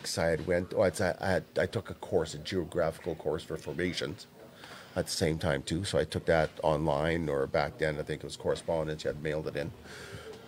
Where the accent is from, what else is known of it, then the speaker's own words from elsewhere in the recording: Saskatchewan, Canada; I'm from Saskatchewan